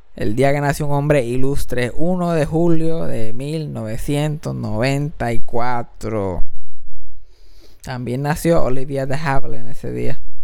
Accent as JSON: {"language": "Spanish", "country": "Puerto Rico"}